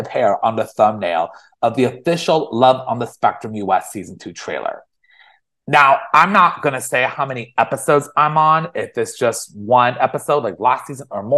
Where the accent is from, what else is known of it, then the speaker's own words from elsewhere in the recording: San Francisco Bay Area, California, United States; moved away as an adult; also born or lived in Los Angeles; I grew up in the San Francisco Bay Area all my life.